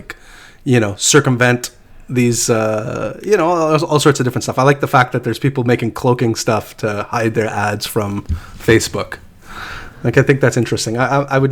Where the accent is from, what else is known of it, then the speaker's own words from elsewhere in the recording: Canada; We're all Canadian.